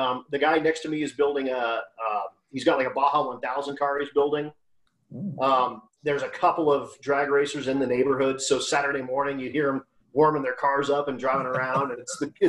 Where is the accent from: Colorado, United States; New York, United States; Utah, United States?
Colorado, United States; Lakewood; also born or lived in Morrison, Colorado; I'm a native of the west end of town. I grew up in Lakewood, which is about 15 minutes from where I live now in Morrison.